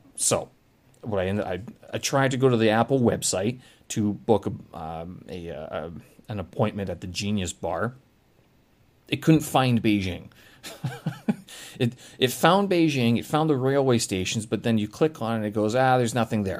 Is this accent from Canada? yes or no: yes; Canada; now in China; I'm from Canada.